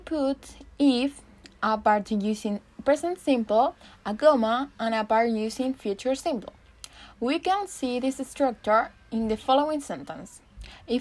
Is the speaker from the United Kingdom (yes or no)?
no; Chile; English is a second language; I'm from Chile and I am studying English